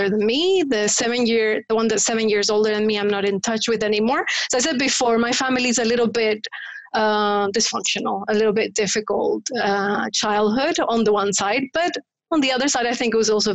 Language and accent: English; Paraguay; first language Spanish; English is a second language; moved away as an adult; So I grew up in Paraguay. I was born in Paraguay and I lived there until I was 20. I speak Spanish. That's my mother tongue.